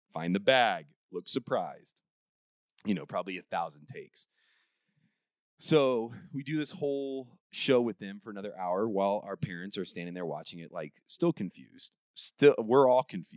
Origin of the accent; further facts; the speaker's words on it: Warsaw, Indiana, United States; from Warsaw, Indiana